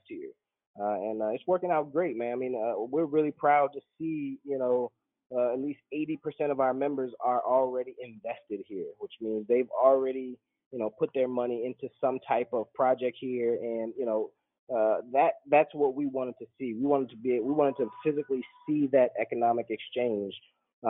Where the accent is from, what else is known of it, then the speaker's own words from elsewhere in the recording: United States; moved away as an adult; I'm an American